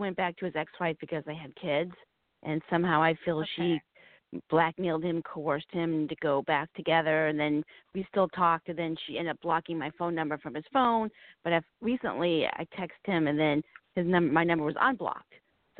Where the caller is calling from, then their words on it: Virginia, United States; I'm calling from Virginia.